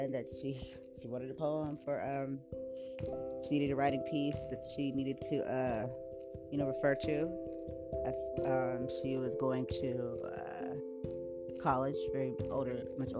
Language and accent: English; San Diego, California, United States; I was born right here in San Diego, California